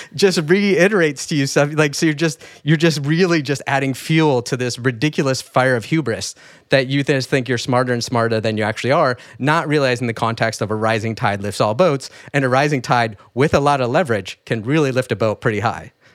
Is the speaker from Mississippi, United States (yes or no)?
no; rural Michigan, United States; I grew up in rural Michigan